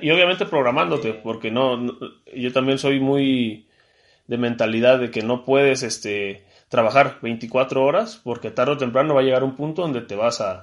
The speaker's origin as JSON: {"language": "Spanish", "country": "Mexico", "lives_now": "Puebla, Mexico", "said": "como mexicano"}